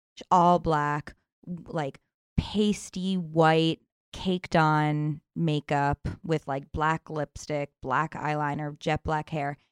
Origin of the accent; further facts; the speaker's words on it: New York City, New York, United States; I grew up here in New York City